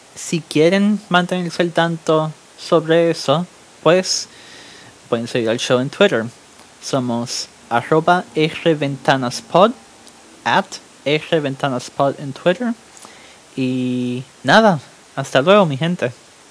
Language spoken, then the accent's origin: Spanish; Puerto Rico; also born or lived in New York; now in Germany; soy estudiante boricua en Alemania. Fui criado en Puerto Rico y nació en Nueva York